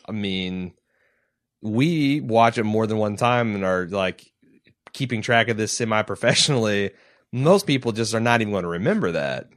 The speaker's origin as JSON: {"language": "English", "region": "Indiana", "country": "United States", "said": "I'm from Indiana."}